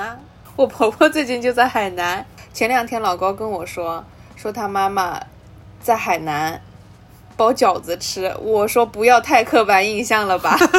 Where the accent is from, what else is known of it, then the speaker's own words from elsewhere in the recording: southern China, China; 我们几个作为土生土长的南方人，